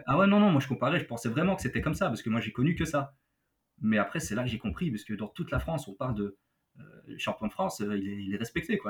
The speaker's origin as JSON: {"language": "French", "country": "Belgium", "said": "Chez nous, en Belgique"}